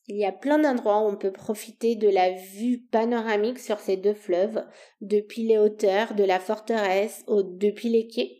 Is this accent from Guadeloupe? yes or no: no; Bucharest, Romania; French is a second language; moved away as an adult; Je suis née en Roumanie où j'ai grandi jusqu'à mes 20 ans.